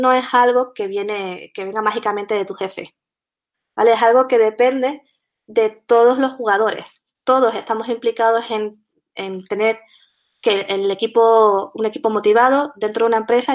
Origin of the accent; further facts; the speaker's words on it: Canary Islands, Spain; accent: Canarian, sometimes Andalusian; soy canaria, y por eso mi acento es un poco raro, puede ser que a veces me salga el acento andaluz, también por la mezcla que tengo